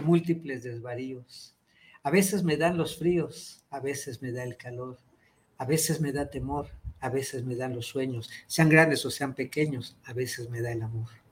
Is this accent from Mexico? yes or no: yes; Zapopan, Jalisco, Mexico; moved away as an adult; also born or lived in Mexico City; now in Cuernavaca, Mexico; Soy tapatío oficialmente, ahorita estoy en Cuernavaca